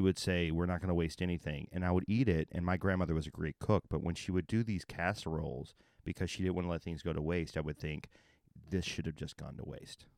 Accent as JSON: {"language": "English", "region": "Texas", "country": "United States", "also_born_or_lived": "Oklahoma", "said": "I'm from Texas and Oklahoma"}